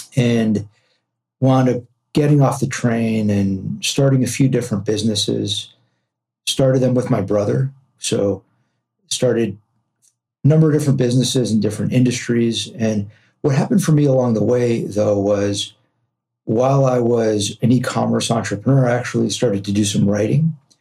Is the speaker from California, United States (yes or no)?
yes; Los Angeles, California, United States; also born or lived in New York; I'm from Los Angeles, born and raised here